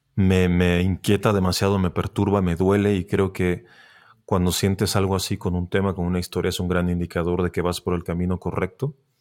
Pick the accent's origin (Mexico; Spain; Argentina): Mexico; Tijuana, Baja California; moved away; yo soy de Tijuana